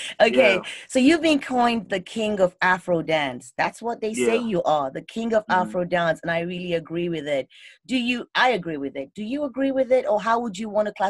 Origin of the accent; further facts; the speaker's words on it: United Kingdom; moved away; you all know I'm British, right? So that's home for me.